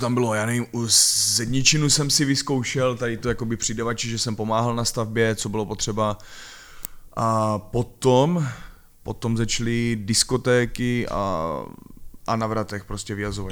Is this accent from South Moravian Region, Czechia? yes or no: yes; Ivančice, South Moravian Region, Czechia; Pocházím z Ostěradic a bylo to takový divoký, nespoutaný